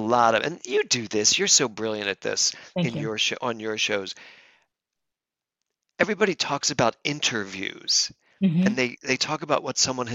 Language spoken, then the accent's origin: English; Philadelphia, Pennsylvania, United States; moved away as an adult; also born or lived in New York City / Los Angeles; I was born in Philadelphia, moved to New York City